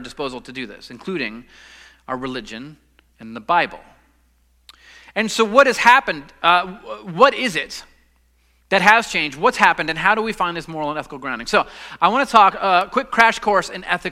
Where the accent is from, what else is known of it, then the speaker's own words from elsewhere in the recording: Los Angeles, California, United States; now in Southern United States; I'm a Southerner, I guess, even though I grew up in Los Angeles, but I'm here now.